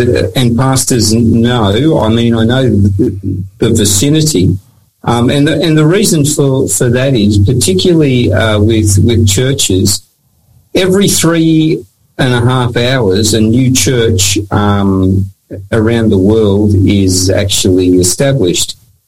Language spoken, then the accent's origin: English; Papua New Guinea; I grew up in Papua New Guinea. I've worked in Fiji. As I said, I've got New Zealand heritage. So I am a person of the Pacific